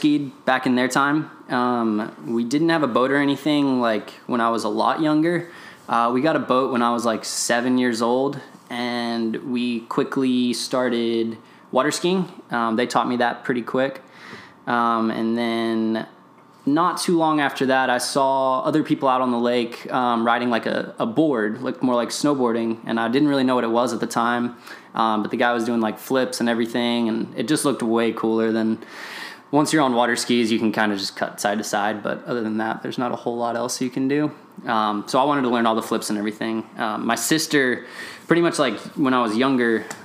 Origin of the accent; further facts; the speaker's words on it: Rockwall, Texas, United States; I'm from Rockwall, Texas, like 20 miles outside of Dallas.